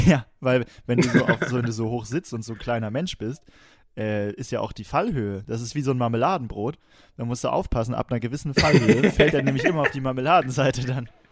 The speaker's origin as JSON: {"language": "German", "town": "Wilhelmshaven", "region": "Lower Saxony", "country": "Germany", "said": "wo ich herkomme, ne? Wilhelmshaven."}